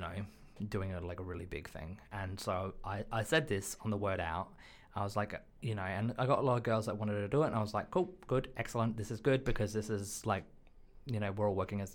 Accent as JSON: {"language": "English", "country": "Australia", "moved": "yes", "lives_now": "United Kingdom", "said": "I'm from Australia"}